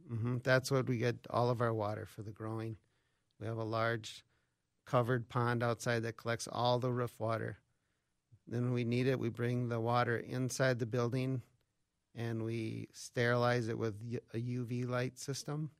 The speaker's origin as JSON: {"language": "English", "town": "Albert Lea", "region": "Minnesota", "country": "United States", "tie": "born or raised there", "said": "I grew up around Albert Lee, so southern Minnesota"}